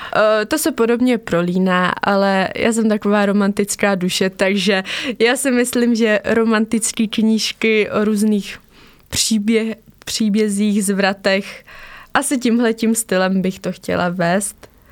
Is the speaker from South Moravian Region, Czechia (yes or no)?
no; near Pelhřimov, Vysočina Region, Czechia; also born or lived in Havířov, Moravian-Silesian Region; odstěhovali jsme se na Vysočinu eh, k Pelhřimovu do takové malé vesničky